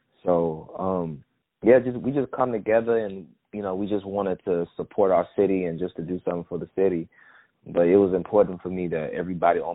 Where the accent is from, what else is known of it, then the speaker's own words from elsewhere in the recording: Houston, Texas, United States; also born or lived in Missouri City, Texas; But I was raised in a side of town called A-Leaf, Texas, which we call it the SWAT in Houston